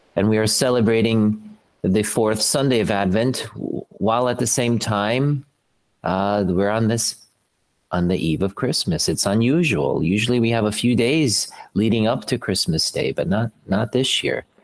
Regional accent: Slovakia; moved away; I'm from Slovakia originally

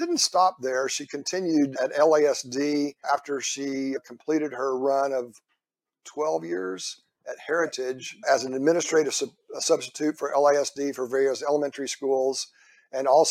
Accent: Houston, Texas, United States; moved away as an adult; also born or lived in Pasadena, California; I'm from Houston originally, she's from Puerto Rico, but we wanted to raise kids here

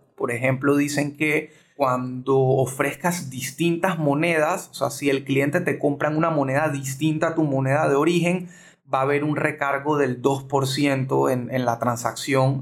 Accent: Panama

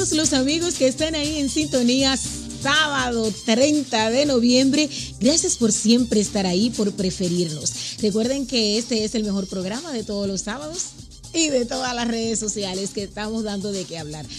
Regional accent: Dominican Republic; now in United States; mi país, República Dominicana

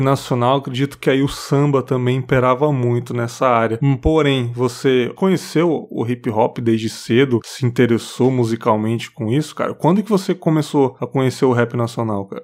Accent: São Paulo, Brazil; moved away as an adult; now in Espírito Santo, Brazil; eu nasci ali, eu nasci no, Tatuapé, no hospital é. Tatuapé, é. que tava já é desativado, Cristo Rei ali. E eu fui criado até os sete anos em São Miguel Paulista

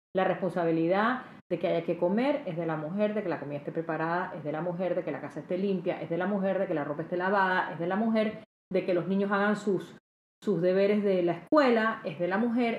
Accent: Panama

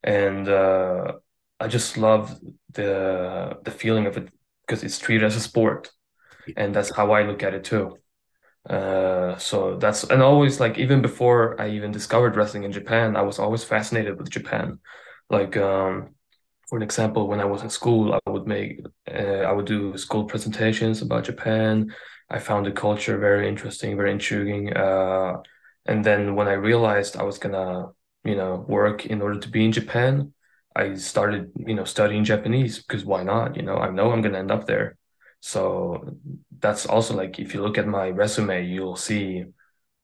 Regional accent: Sweden; I'm Swedish.

